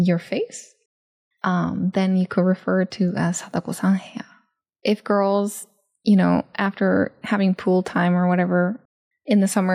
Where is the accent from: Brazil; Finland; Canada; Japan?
Japan; I grew up in Japan being a hahu, like half Japanese, half American